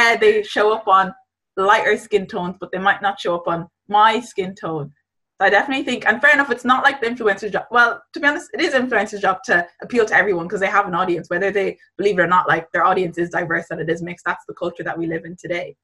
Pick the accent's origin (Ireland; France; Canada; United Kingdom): Ireland; I'm Irish, I grew up in Ireland